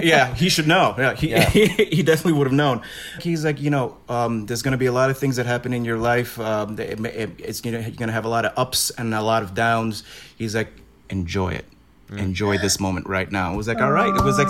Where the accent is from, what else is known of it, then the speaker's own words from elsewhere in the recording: New York City, New York, United States; I'm from Brooklyn.